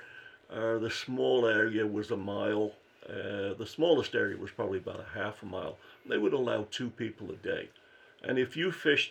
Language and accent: English; North Wales, United Kingdom; also born or lived in Windsor, Canada; now in United States; I'm from North Wales